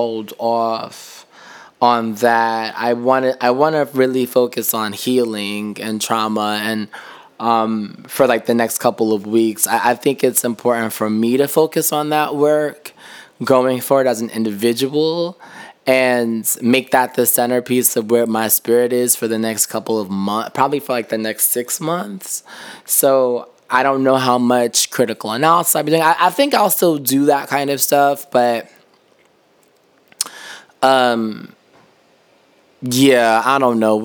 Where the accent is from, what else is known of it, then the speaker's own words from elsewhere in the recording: New York City, New York, United States; as a New Yorker